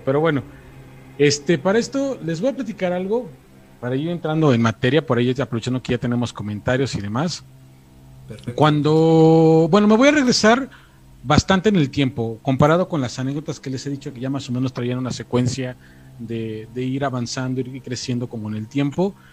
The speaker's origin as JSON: {"language": "Spanish", "region": "State of Mexico", "country": "Mexico", "moved": "yes", "lives_now": "Mexico City, Mexico", "said": "yo soy del Estado de México"}